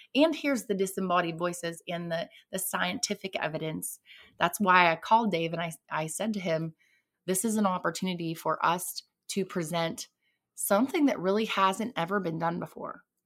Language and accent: English; southwestern Pennsylvania, United States; I was born in southwestern Pennsylvania. Um, I was born and raised there, actually.